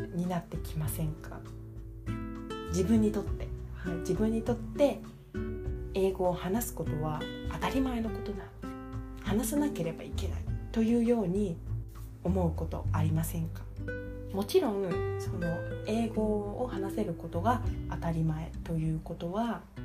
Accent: Japan; こちらが日本人だっていうこと

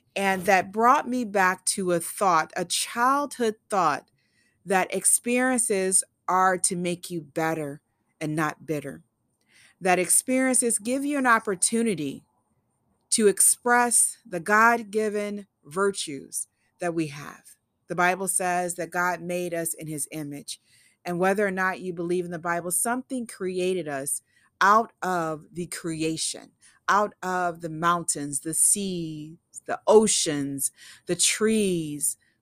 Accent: Eagle Park, Illinois, United States; also born or lived in Memphis, Tennessee; now in Oregon, United States; growing up in Eagle Park, a small community outside of Madison, Illinois, or within the county of Madison

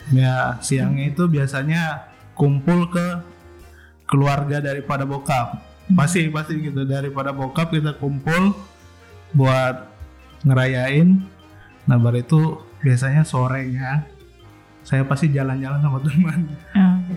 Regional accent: Manado, North Sulawesi, Indonesia; moved away; waktu masih di Manado nih perayaannya, kan dulu saya ini dari Manado

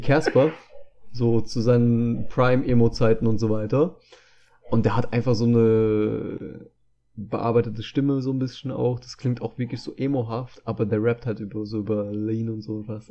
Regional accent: Germany; ich bin zwar hier in Deutschland geboren

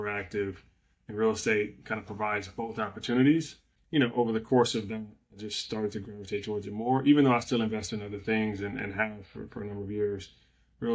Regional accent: Compton, California, United States; I'm from, you know, born and raised in the Compton area.

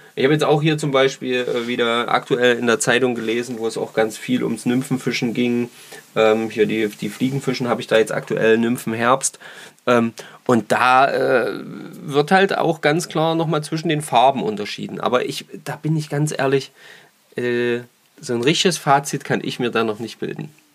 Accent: Saxony, Germany; bei uns in Sachsen

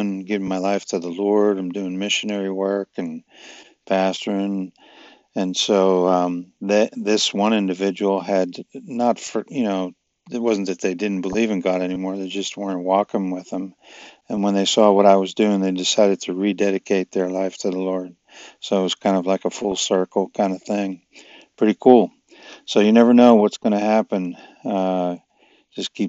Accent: New York, United States; I was a lifeguard on the beach where I grew up in New York

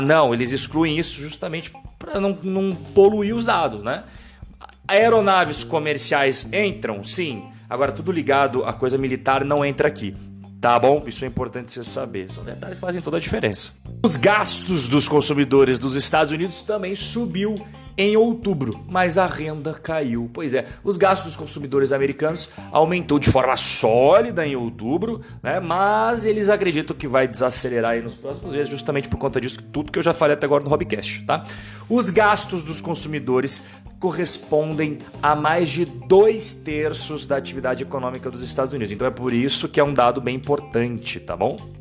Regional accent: Brazil; sou brasileiro, é óbvio

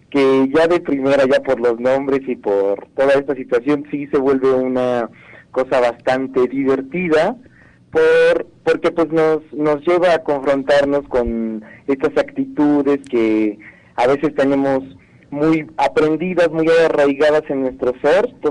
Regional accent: Puebla, Mexico; creo que es una oportunidad de que como poblanos nos podamos sumar a ayudar

